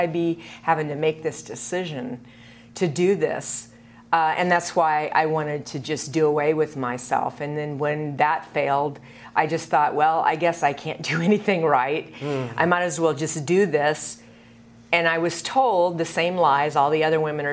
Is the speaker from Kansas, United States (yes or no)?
yes; Kansas, United States; moved away as an adult; also born or lived in Seattle; I grew up in Kansas